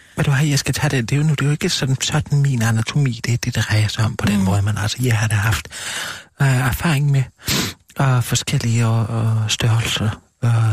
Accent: Gram, Southern Denmark, Denmark; moved away; jeg er født og opvokset i Kram

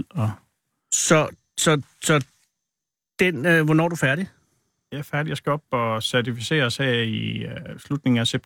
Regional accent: Central Denmark Region, Denmark; Der er imellem Hobro og Viborg. Bor jeg på en øh, lille ejendom der.

